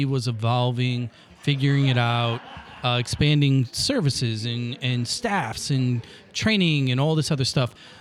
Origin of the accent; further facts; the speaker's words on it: Granite City, Illinois, United States; now in St. Louis, United States; I'm a public school kid. I grew up in Granite City